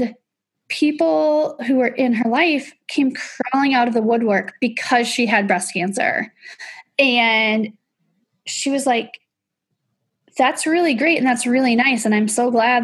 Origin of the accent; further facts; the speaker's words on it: Illinois, United States; I grew up in Illinois